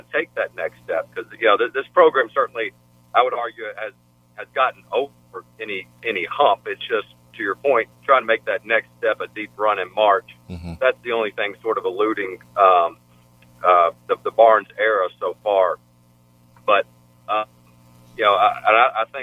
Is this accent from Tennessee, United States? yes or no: yes; Memphis, Tennessee, United States; growing up in Memphis